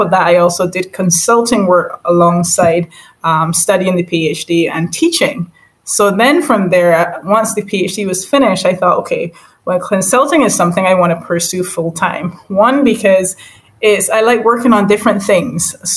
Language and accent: English; Barbados; moved away as an adult; also born or lived in St. Michael, Barbados / St. George, Barbados / United Kingdom; I am from Barbados, and originally, well, born in St. Michael, born and raised half in St. Michael, and then in St. George.